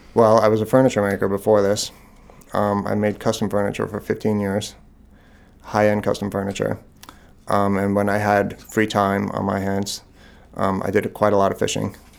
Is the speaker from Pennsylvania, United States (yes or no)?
no; Long Island, New York, United States; also born or lived in Boston; now in Maine, United States; I grew up on Long Island in New York